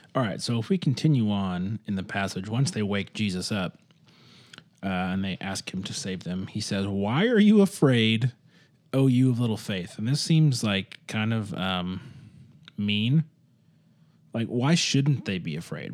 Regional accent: Michigan, United States; where I grew up in Michigan

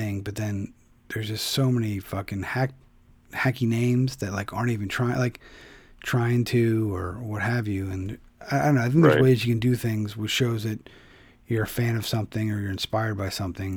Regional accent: Philadelphia, Pennsylvania, United States; moved away; my hometown of Philadelphia

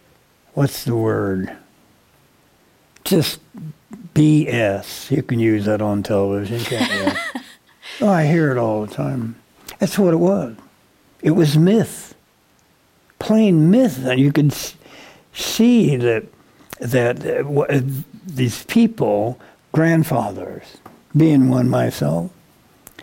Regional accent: Peoria, Illinois, United States; I grew up in El Vista

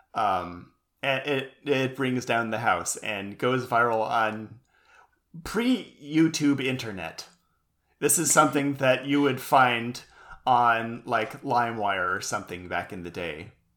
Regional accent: United States; being an American

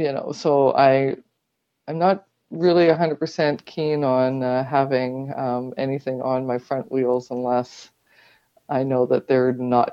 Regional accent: Pembroke, Ontario, Canada; born there; also born or lived in Petawawa / New Brunswick / Newfoundland; Well, I was born in the Pembroke Hospital, but my family lived in Petawawa and New Brunswick and Newfoundland.

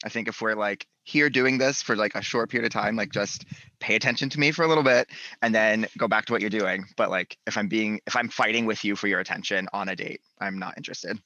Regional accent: North Carolina, United States; moved away; I am from North Carolina originally, Southern boy, living in the big city.

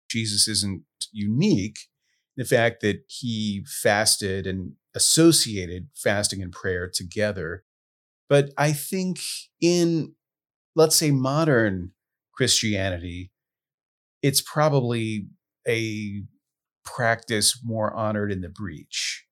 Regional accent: Southwest Louisiana, United States; I grew up in Southwest Louisiana

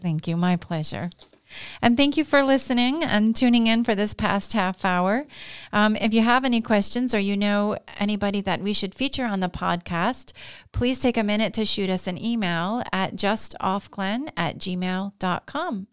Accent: Glens Falls, New York, United States; grown up here, I've seen kind of the the ebb and the flow of the Glens Falls region.

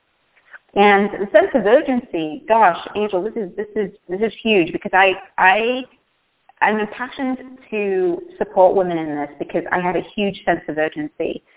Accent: the north of England, United Kingdom; moved away as an adult; now in United States; when I was growing up in Northern England in an industrial town

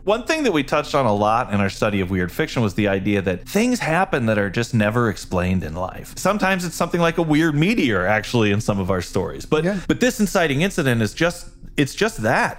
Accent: Illinois, United States; moved away as an adult; also born or lived in Los Angeles; now in Midwest, United States; Chris and I grew up together in Illinois

